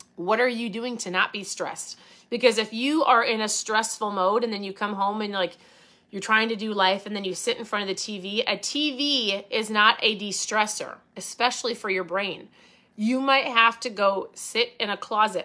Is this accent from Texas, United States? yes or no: no; Minnesota, United States; I say pop 'cause I'm from Minnesota.